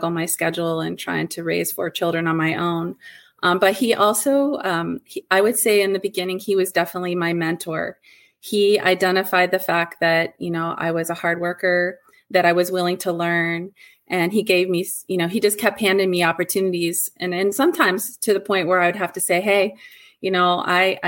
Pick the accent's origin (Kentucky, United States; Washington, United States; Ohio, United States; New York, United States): Ohio, United States; moved away as an adult; also born or lived in Michigan; I made a move from my home state, which is Ohio, to Michigan.